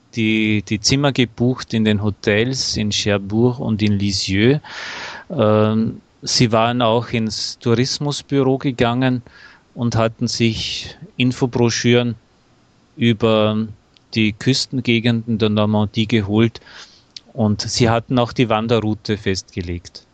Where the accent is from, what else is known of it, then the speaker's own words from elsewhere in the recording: Austria; nach Österreich zurückfuhr, ja. merkte ich, ähm, wie sehr ich mich doch nach meiner Heimat sehnte